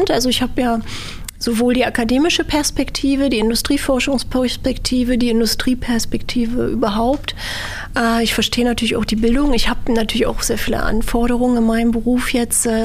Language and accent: German; Berlin, Germany; in Berlin aufgewachsen aufgewachsen, bin hier zur Schule gegangen